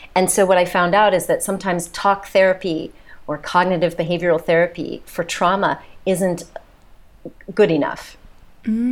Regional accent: United States; accent: American; moved away as an adult; also born or lived in south of France; now in France; you can tell by my accent, I'm the mm-hmm. American here

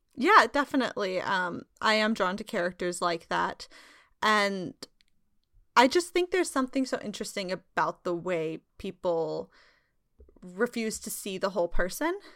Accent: Sacramento, California, United States; I'm from gold country. I'm from Sacramento

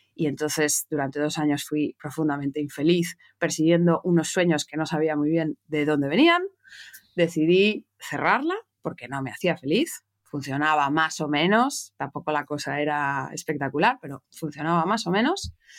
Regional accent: Madrid, Community of Madrid, Spain; moved away as an adult; now in Barcelona, Spain; yo nací en Madrid, en España, de madre española, de padre francés

